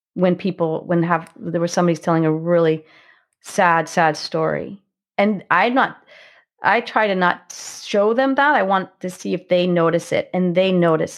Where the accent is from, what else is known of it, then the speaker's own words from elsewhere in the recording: Marin Headlands, California, United States; also born or lived in San Francisco, California; I grew up, um, along the coastal marine headlands in California, so just on the north side of the Golden Gate Bridge